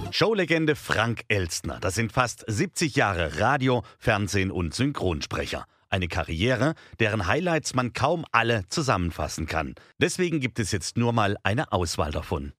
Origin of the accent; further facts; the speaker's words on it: Offenburg, Baden-Württemberg, Germany; ich komme aus Offenburg